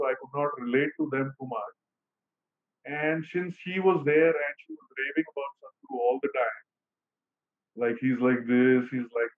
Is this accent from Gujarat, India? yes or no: no; Mumbai, Maharashtra, India; I'm from Bombay, India